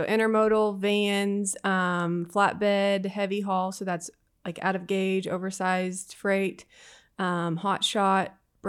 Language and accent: English; Kansas, United States; now in Houston, United States; So I grew up in a small town in Southeast Kansas. I grew up on a farm.